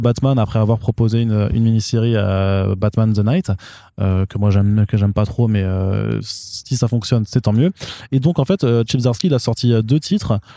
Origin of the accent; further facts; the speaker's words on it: Alsace, Grand Est, France; also born or lived in Colmar; Je suis pas allemand, je suis alsacien